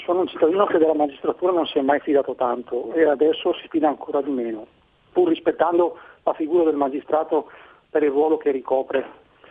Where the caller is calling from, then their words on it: Brescia, Lombardy, Italy; chiamo da Brescia